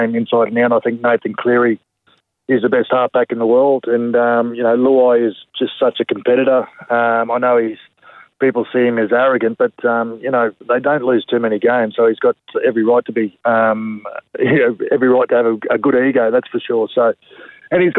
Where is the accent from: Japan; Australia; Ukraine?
Australia; Sarina, Queensland; I'm not sure if you're aware of that little country town called Serena, just south of Mackay. So, yeah, grew up in Serena